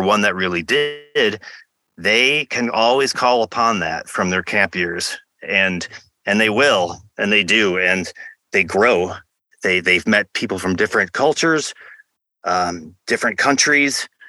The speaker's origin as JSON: {"language": "English", "region": "Michigan", "country": "United States", "tie": "born or raised there", "said": "I went to some sports camps growing up in Michigan"}